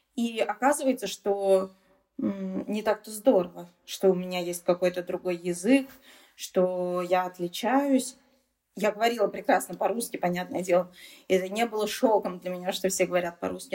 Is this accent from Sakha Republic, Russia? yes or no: no; Saint Petersburg, Russia; first language Tatar; moved away; Я татарка, стопроцентная, но я родилась в Санкт-Петербурге, и моя семья, в принципе, мои родители тоже родились уже в Санкт-Петербурге